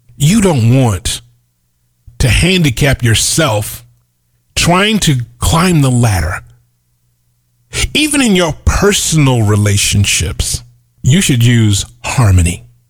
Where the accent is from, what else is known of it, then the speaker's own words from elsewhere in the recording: United States; I'm an American that happens to be black